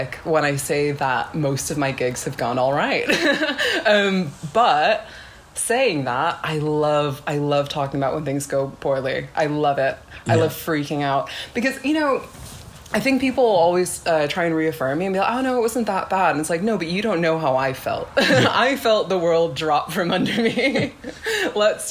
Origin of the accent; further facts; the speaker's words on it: California, United States; moved away as an adult; now in Manchester, United Kingdom; I'm from California